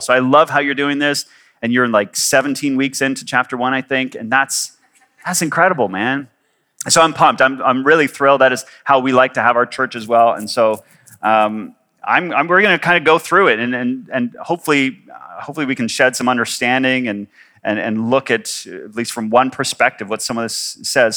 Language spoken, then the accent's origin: English; Canada; moved away as an adult; also born or lived in Victoria / Kuwait; I am Canadian.